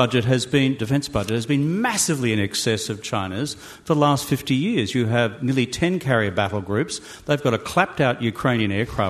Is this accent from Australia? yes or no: yes; Australia; as an Australian